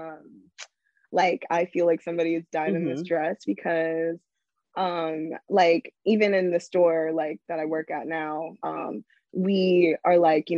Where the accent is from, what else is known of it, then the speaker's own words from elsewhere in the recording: New York, United States; born and raised in New York.